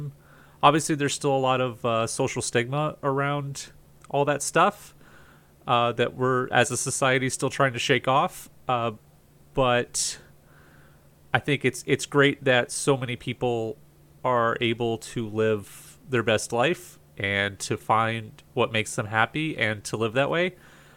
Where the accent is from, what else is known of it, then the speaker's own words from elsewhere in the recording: Southern Florida, United States; I grew up in Southern Florida